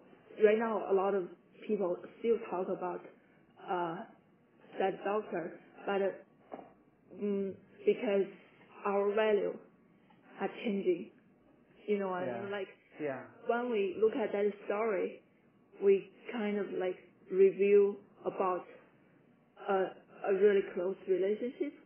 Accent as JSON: {"language": "English", "country": "China", "moved": "yes", "said": "I'm from China"}